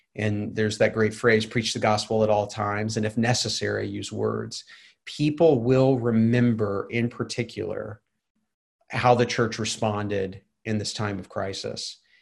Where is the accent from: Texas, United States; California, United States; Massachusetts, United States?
Texas, United States; Waco; now in Atlanta, United States; I grew up in Waco, Texas